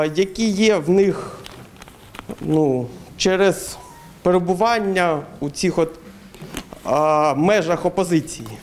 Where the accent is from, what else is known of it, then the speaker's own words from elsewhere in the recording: Kramatorsk, Donetsk Oblast, Ukraine; я теж з Краматорську